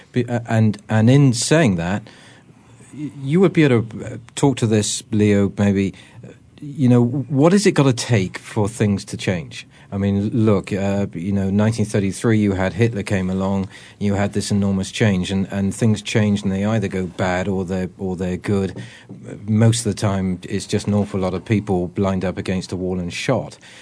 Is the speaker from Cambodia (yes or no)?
no; England, United Kingdom; now in United States; I'm an Englishman